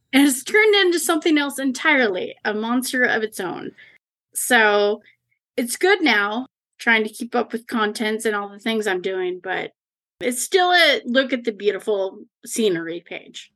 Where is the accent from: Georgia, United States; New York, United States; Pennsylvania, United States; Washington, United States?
Washington, United States; Leavenworth; I grew up in Leavenworth, the small Bavarian town that everybody wants to go